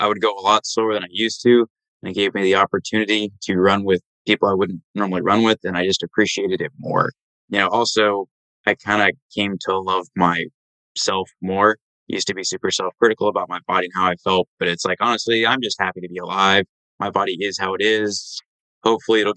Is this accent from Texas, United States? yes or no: yes; Dallas, Texas, United States; I'm from Dallas, Texas.